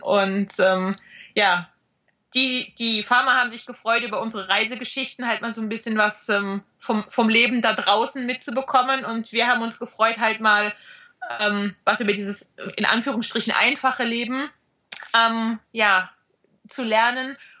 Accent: Black Forest, Baden-Württemberg, Germany; moved away; also born or lived in Ostalb, east of Stuttgart; dass wir uns zu Hause immer noch im Schwarzwald fühlen

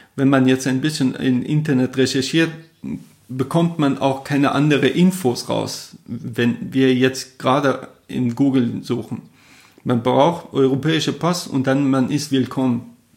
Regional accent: Jahrom, Fars, Iran; first language Persian; German is a second language; moved away as an adult; also born or lived in Kerman / Kuwait; now in Germany; wo ich geboren bin, Jarom, oder halt man kennt das Shiraz

